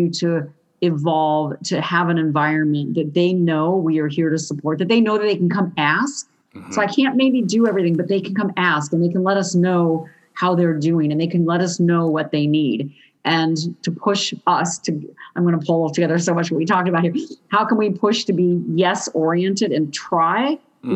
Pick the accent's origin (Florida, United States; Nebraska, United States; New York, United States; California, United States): California, United States; Southern; I'm from Southern California, which is a very skateboardy culture growing up